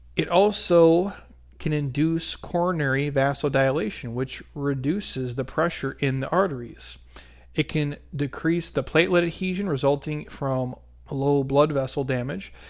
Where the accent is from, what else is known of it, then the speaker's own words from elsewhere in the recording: Midwest, United States; I'm from the Midwest.